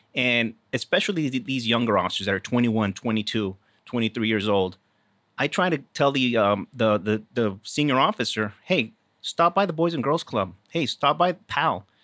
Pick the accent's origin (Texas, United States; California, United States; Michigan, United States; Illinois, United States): Texas, United States; South; moved away as an adult; also born or lived in Houston; I am originally from Texas